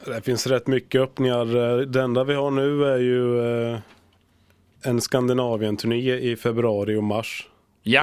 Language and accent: Swedish; Linköping, Östergötland, Sweden; now in Gothenburg, Sweden; Jag kommer från Östergötland, Linköping